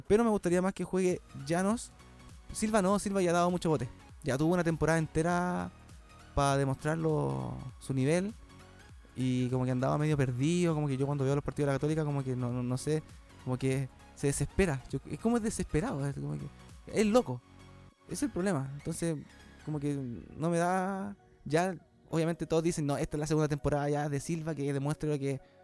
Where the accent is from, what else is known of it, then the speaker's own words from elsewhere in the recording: Chile; somos chilenos